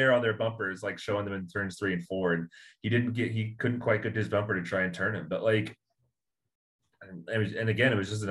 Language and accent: English; Indianapolis, Indiana, United States; I'm from Indianapolis